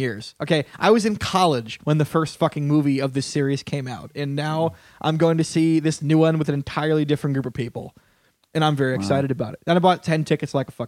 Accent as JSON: {"language": "English", "region": "Connecticut", "country": "United States", "moved": "yes", "lives_now": "New York, United States", "said": "I'm from Connecticut"}